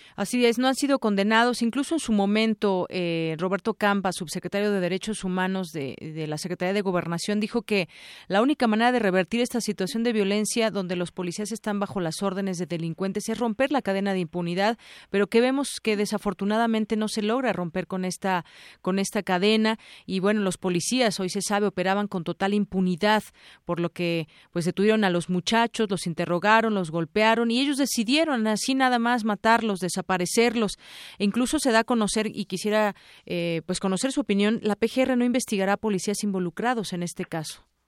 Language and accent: Spanish; Mexico; quienes somos mexicanos